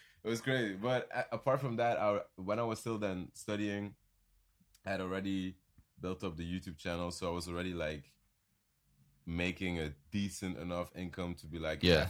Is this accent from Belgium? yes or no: yes; Belgium; And he didn't even know I was from Belgium.